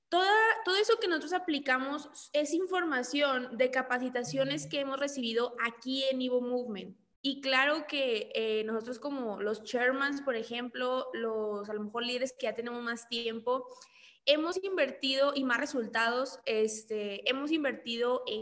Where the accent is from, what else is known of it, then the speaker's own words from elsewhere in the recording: Monclova, Coahuila, Mexico; now in Monterrey, Mexico; soy de Monclova, actualmente vivo en Monterrey pero ahorita estoy en Ciudad de México.